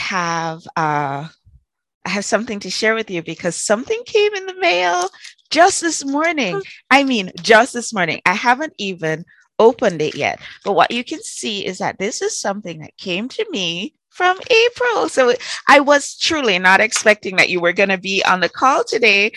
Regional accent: Trinidad & Tobago; I was born in Trinidad

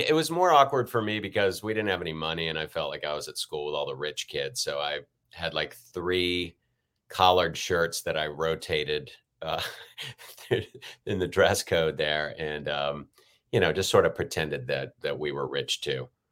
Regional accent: Richmond, Virginia, United States; moved away as an adult; also born or lived in Pontiac, Michigan / California; now in Los Angeles, United States; moved to Richmond, and that's, that's been home other than California since

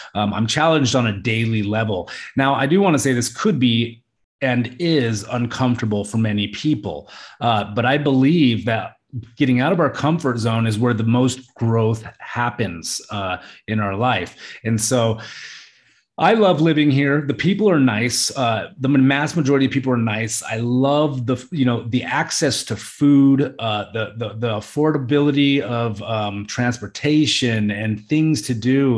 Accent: Alaska, United States; moved away as an adult; now in Samut Prakan, Thailand; I'm Italian and Puerto Rican, you know, and I grew up in Alaska.

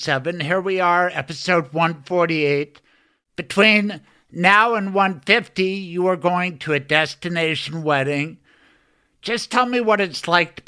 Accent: Colorado, United States; I'm fourth generation Coloradan

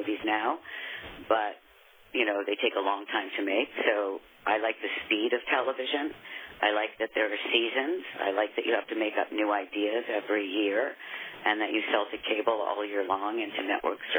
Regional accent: New York, United States; now in Texas, United States; I've lived in Texas for 20 years. I'm from New York

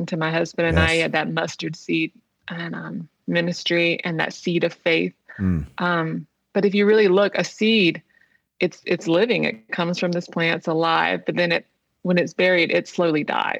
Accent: Wilmington, United States; moved away as an adult; also born or lived in Texas; I go back to my hometown, you know, to be near my mother

